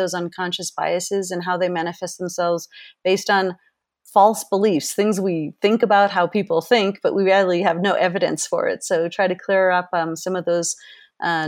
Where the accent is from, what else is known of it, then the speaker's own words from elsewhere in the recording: Berkeley, California, United States; moved away as an adult; also born or lived in Boston / Japan / Switzerland; now in Quito, Ecuador; But I grew up in Berkeley, California